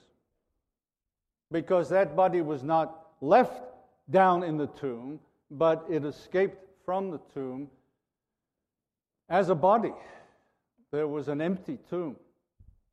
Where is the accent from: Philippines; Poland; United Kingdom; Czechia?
United Kingdom; Liverpool, North West England; a fellow Liverpudlian